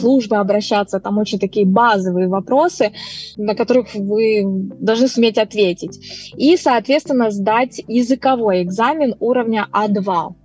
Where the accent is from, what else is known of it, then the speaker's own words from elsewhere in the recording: Moldova; moved away as an adult; now in Norway; Я сама из Молдавии